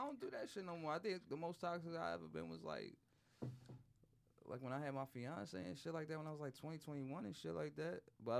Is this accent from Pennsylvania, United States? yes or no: yes; Philadelphia, Pennsylvania, United States; I lived in North all my life. I'm on 8th and Erie. I'm not far from Max's.